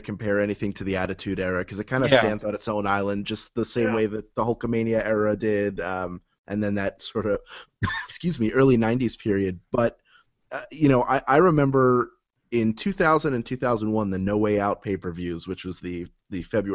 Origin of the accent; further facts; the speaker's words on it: Philadelphia, Pennsylvania, United States; moved away; the one in Philadelphia, which is my hometown